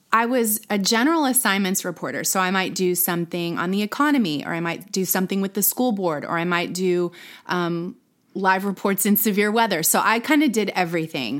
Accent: Plano, Texas, United States; also born or lived in Dallas; now in Austin, United States; I was born in Dallas, grew up in Plano.

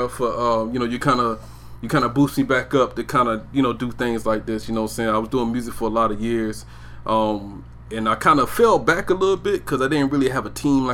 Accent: Brunswick, Georgia, United States; also born or lived in Riverside, California / Maryland; But I was raised in Georgia. St. Simon's Island, Georgia. Glenn County. Brunswick

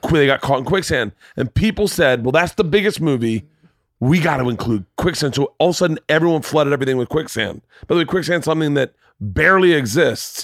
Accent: the South, United States; growing up in the South

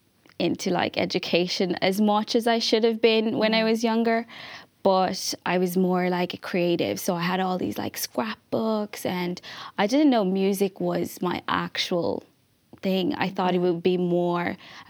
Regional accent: Malawi; now in Ireland; I grew up in Malawi, which is like a really small country in Southern Africa.

